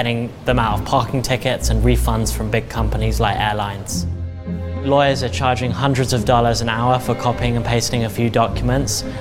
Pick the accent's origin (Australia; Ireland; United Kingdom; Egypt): United Kingdom; England; now in United States; I'm originally from England